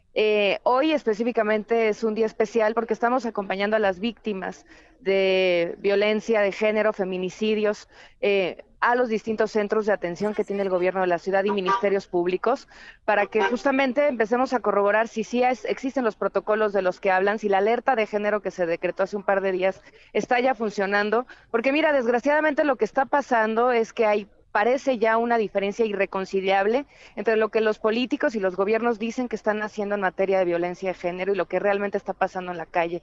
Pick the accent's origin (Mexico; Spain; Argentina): Mexico; Chilango, Mexico City; los chilangos